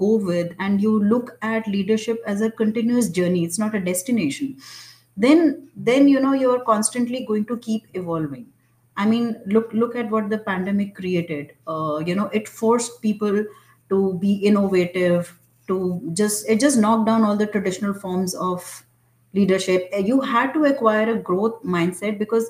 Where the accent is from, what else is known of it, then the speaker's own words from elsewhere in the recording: India; I thought of myself as an Indian